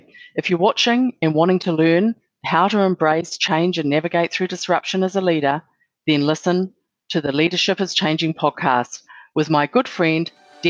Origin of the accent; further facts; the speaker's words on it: New Zealand; moved away as an adult; also born or lived in Australia / Singapore; I'm a Kiwi